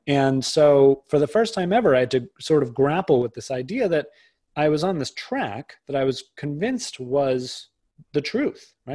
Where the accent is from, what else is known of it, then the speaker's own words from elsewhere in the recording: outside of Boston, Massachusetts, United States; I grew up outside of Boston